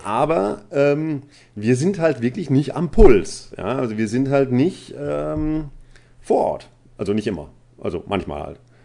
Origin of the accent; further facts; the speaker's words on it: Baden-Württemberg, Germany; ich komme nicht aus dem Pott. Ähm, ich äh, komme aus Baden-Württemberg ursprünglich